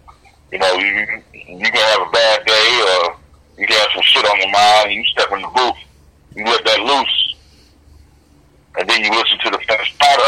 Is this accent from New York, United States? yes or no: no; Lansing, Michigan, United States